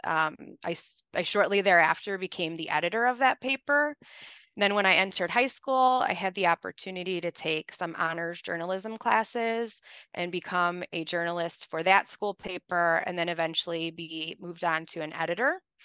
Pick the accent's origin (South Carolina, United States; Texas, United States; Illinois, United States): Illinois, United States; Chicago; I'm born and raised in Chicago, I'm from the Northwest side, and I grew up in a very blue collar neighborhood